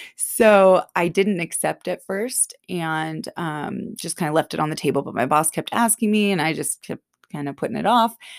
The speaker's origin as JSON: {"language": "English", "area": "Bay Area, Silicon Valley", "region": "California", "country": "United States", "tie": "born or raised there", "moved": "as an adult", "said": "growing up in the Bay Area, Silicon Valley, it was that, everyone was a workaholic there."}